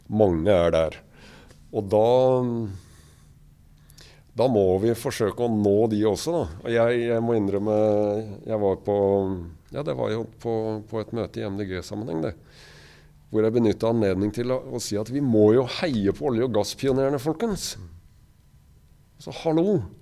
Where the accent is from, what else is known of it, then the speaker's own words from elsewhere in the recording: Kragerø, Telemark, Norway; da vi vokste opp i Kragerø